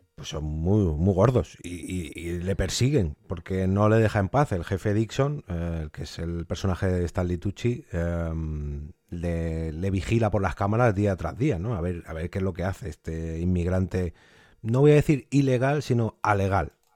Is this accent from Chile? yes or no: no; Spain; nuestra Españita, que aquí estamos viviendo muy bien